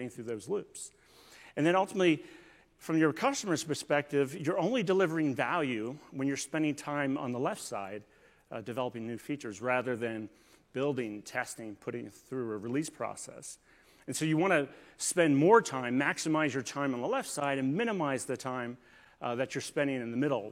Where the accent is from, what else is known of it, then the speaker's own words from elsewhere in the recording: Northern Virginia, United States; I'm actually from Northern Virginia